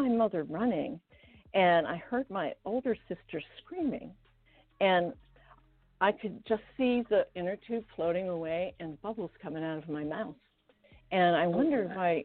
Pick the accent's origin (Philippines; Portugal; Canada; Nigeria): Canada; Victoria, British Columbia; first language Estonian; English is a second language; moved away as an adult; also born or lived in Washington, United States; now in United States; when I was 4 years old, we had already moved to the west coast of Canada. I grew up in Victoria